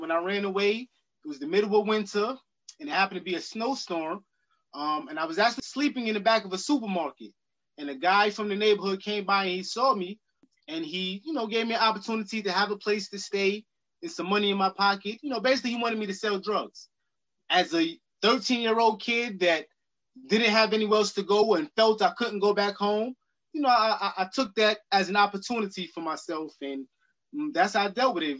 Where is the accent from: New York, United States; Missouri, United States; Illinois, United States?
New York, United States; New York City; I grew up in Queens, New York, in Jamaica, Queens, in the Springfield Garden section